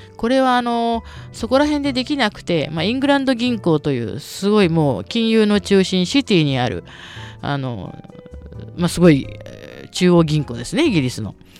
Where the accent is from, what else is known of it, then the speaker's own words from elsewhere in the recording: Tokyo, Japan; 東京生まれ東京育ちでですね何代か続いている下町の生まれ